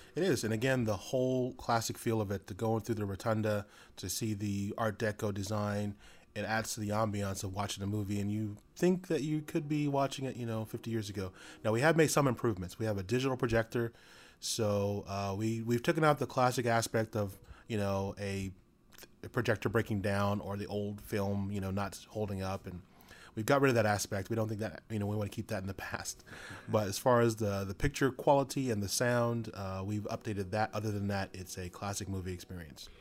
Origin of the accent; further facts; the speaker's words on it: Stockton, California, United States; also born or lived in Sacramento; I was, uh, born and raised in Stockton